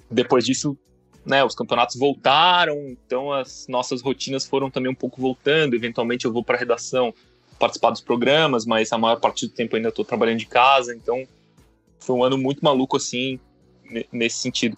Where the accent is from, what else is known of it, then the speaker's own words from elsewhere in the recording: Joinville, Santa Catarina, Brazil; moved away as an adult; also born or lived in Uruguay / São Paulo; eu cresci em, em Santa Catarina, né? Eu nasci no Uruguai, mas muito pequeno eu fui morar em Joinville, em Santa Catarina. Cresci lá, estudei lá